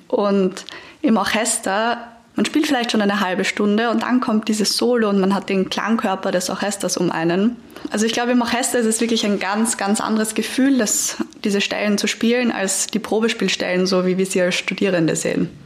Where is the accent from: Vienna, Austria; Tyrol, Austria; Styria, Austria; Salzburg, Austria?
Vienna, Austria; als Wienerin